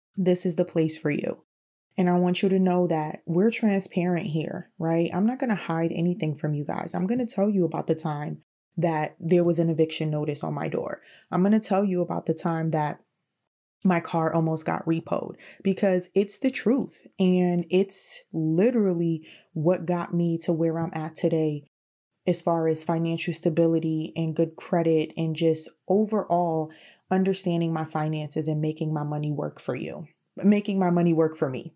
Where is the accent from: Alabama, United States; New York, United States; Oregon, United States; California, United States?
New York, United States; New York City; also born or lived in Bronx; I consider myself someone who grew up in the heights